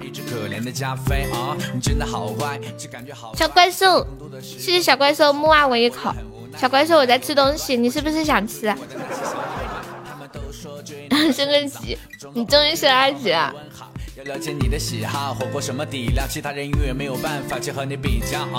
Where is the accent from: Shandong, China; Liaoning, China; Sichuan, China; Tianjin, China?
Tianjin, China; 天津的呀，我天津，你哪儿的？